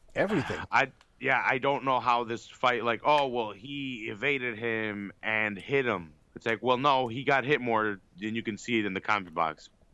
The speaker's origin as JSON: {"language": "English", "country": "United States", "said": "I'm an American"}